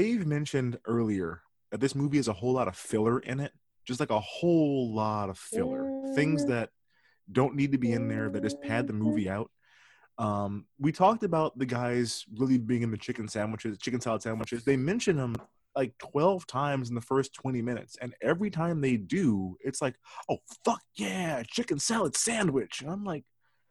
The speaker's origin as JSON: {"language": "English", "region": "Midwest", "country": "United States", "tie": "born or raised there", "said": "I grew up in the Midwest. My family is not from here"}